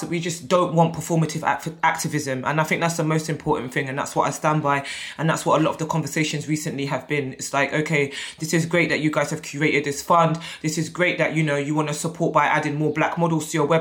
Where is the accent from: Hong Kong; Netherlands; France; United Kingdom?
United Kingdom; I'm British-born Nigerian